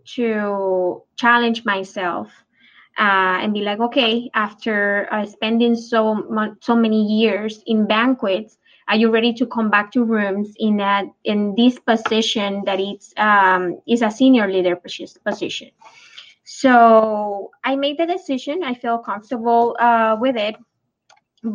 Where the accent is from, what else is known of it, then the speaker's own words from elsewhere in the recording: Puerto Rico; moved away as an adult; also born or lived in California; When I moved from Puerto Rico, that is when I'm actually was raised, to California